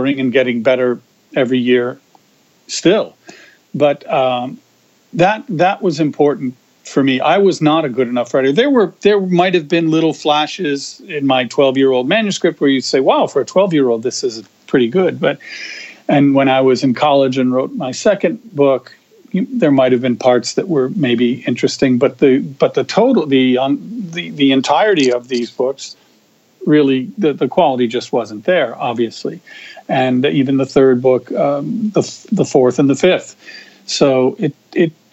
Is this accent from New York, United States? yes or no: yes; Amsterdam, New York, United States; my hometown was Amsterdam, New York